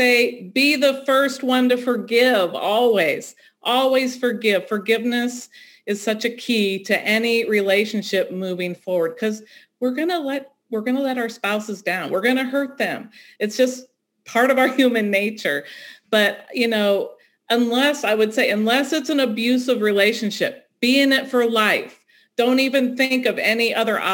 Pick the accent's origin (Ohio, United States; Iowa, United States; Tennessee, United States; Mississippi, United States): Ohio, United States; moved away as an adult; now in North Carolina, United States; I grew up in Ohio